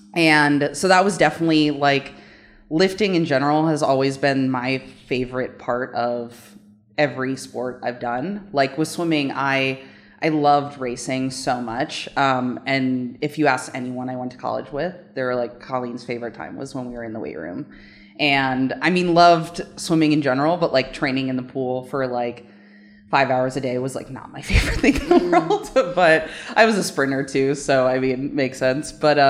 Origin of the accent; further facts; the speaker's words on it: California, United States; born there; also born or lived in Illinois / Maryland; I was born in California, but we about like every 6 years or so ended up moving. So Illinois, Maryland, back to California.